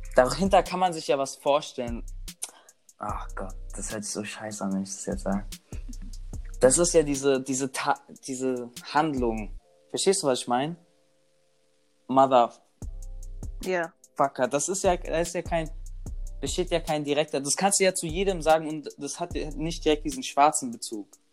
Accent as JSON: {"language": "German", "country": "Germany", "tie": "born or raised there", "said": "ich bin hier geboren"}